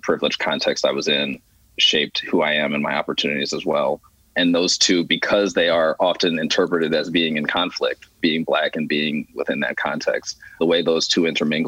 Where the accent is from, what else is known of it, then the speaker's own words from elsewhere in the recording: Philadelphia, Pennsylvania, United States; I grew up in Philly in predominantly white neighborhoods